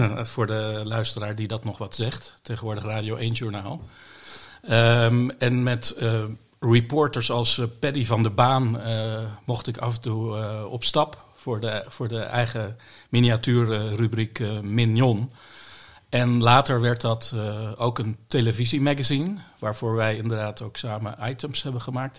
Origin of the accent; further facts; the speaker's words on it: Bollenstreek, South Holland, Netherlands; now in The Hague, Netherlands; ik ben geboren in de Bollestreek, dus ik ben een Hagenaar